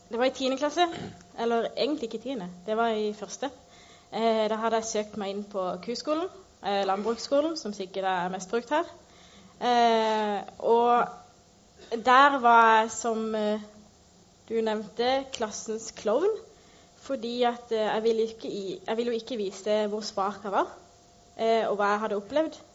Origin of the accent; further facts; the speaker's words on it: Northern Norway, Norway; Jeg kommer egentlig fra Nord-Norge, så jeg bare bytta med dialekter.